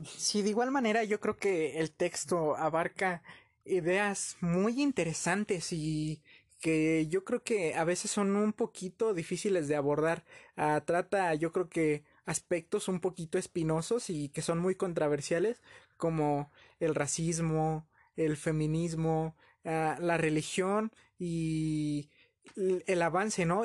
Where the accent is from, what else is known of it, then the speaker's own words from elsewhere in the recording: Mexico; como cultura mexicana